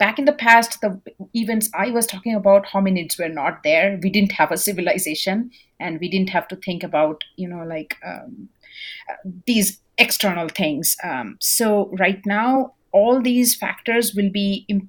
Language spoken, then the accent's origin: English; India; now in Norman, United States; I'm an Indian, so I come from India